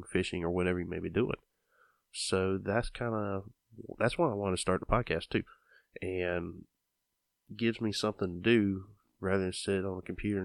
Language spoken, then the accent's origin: English; Georgia, United States; I'm from Georgia